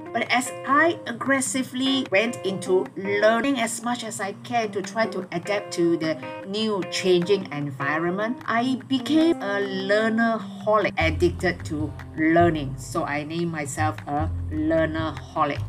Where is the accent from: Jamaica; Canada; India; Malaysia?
Malaysia; a local Malaysian tour guide